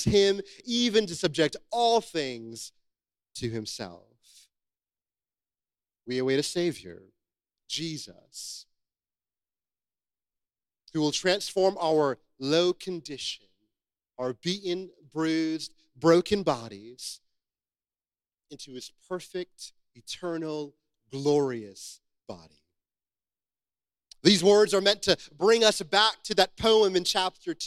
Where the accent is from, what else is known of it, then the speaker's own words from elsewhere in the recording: United States; I am American